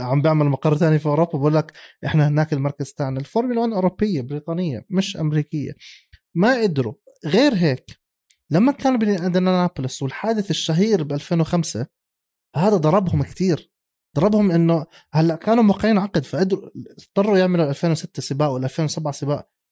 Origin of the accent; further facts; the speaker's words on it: Jordan; عندنا بالاردن